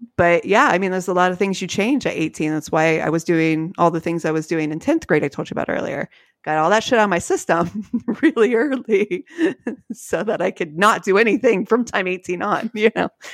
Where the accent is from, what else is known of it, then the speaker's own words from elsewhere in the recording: Columbus, Ohio, United States; we're from Columbus